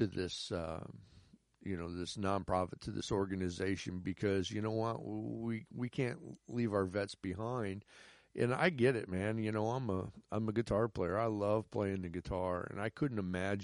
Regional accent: United States; I'm an American

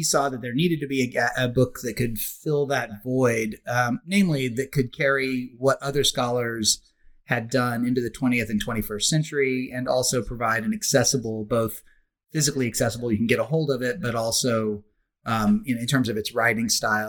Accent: Oklahoma, United States; I grew up in Oklahoma, which is Indian country, Indian territory. So I grew up surrounded in a way that is probably rather uncommon at the time, surrounded by indigenous culture.

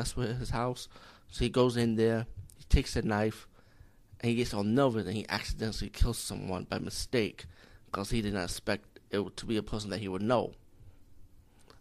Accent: India; as being Indian

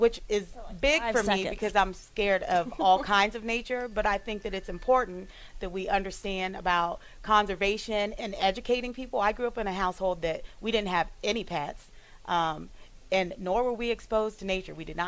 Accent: Wooster, Ohio, United States; I'm from Worcester, Ohio

